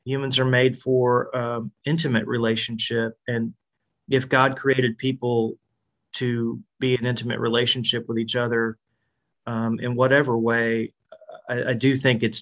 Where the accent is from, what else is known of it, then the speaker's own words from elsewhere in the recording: Nashville area, Tennessee, United States; I grew up in the Nashville area